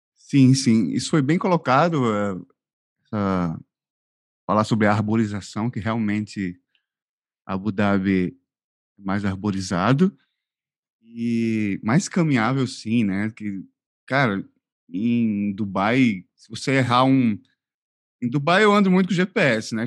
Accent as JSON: {"language": "Portuguese", "region": "Northeast Region", "country": "Brazil", "accent": "Nordestino", "moved": "yes", "lives_now": "Al Ain, United Arab Emirates", "said": "eu ser do Nordeste, como vocês devem ter percebido, meu sotaque, é, é de uma região quente"}